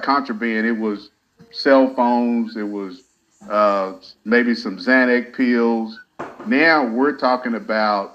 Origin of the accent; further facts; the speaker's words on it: Hobbs, New Mexico, United States; I started out working at a county jail back home in New Mexico